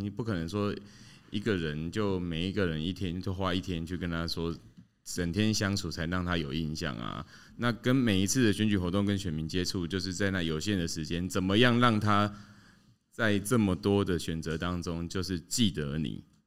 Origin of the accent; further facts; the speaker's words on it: Tainan, Taiwan; moved away as an adult; now in Hsinchu, Taiwan; 我自己是台南出生的嘛